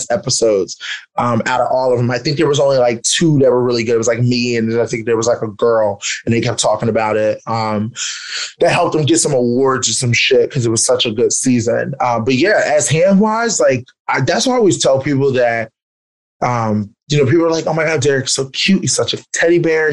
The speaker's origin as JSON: {"language": "English", "town": "Philadelphia", "region": "Pennsylvania", "country": "United States", "tie": "born or raised there", "said": "Growing up in Philadelphia"}